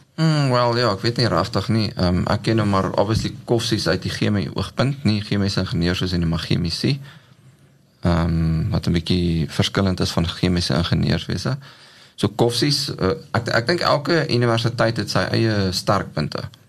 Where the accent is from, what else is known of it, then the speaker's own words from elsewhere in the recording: Ladysmith, KwaZulu-Natal, South Africa; moved away as an adult; ek het groot geword in Ladysmith in Natal. Uh daar gebore, skool gegaan